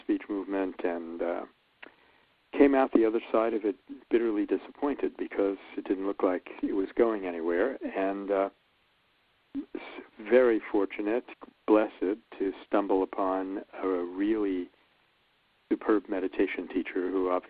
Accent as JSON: {"language": "English", "town": "New York City", "region": "New York", "country": "United States", "tie": "born or raised there", "said": "I grew up in Brooklyn, New York"}